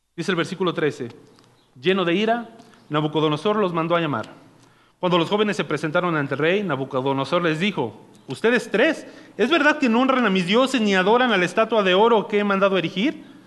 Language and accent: Spanish; Naucalpan, State of Mexico, Mexico; yo soy de Naucalpan, o sea, este es mi barrio y mi barrio me respalda